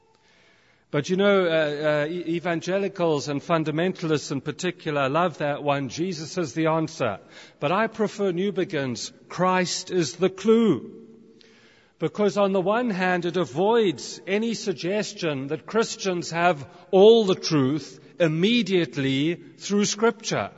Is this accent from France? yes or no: no; South Africa; also born or lived in United Kingdom; now in Canada; I grew up in South Africa, I'm now a British citizen, and now I'm living in Canada.